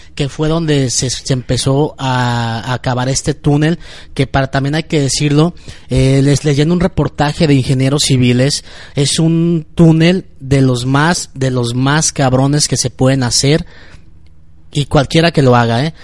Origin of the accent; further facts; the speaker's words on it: Mexico; yo como ciudadano mexicano